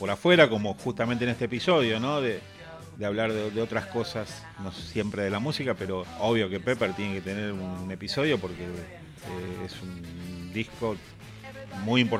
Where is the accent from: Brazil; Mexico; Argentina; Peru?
Argentina; Es que justamente nosotros, que somos argentinos, eh, las ediciones argentinas eran calcadas de las inglesas.